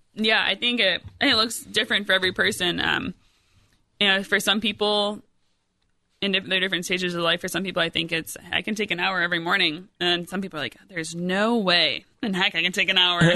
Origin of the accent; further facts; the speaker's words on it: Rockford, Illinois, United States; moved away as an adult; also born or lived in Iowa; now in Centerburg, Ohio, United States; I was born and raised in Rockford, Illinois